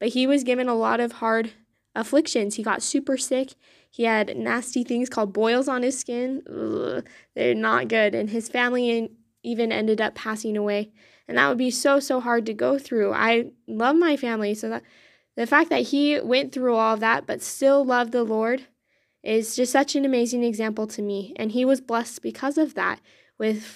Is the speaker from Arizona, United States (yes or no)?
yes; Gilbert, Arizona, United States; I'm from Gilbert, Arizona